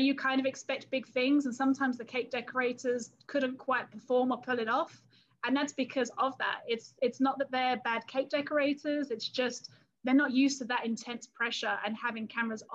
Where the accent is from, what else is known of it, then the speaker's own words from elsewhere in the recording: London area, United Kingdom; accent: English; moved away as an adult; now in Texas, United States; I am originally from England and from the London area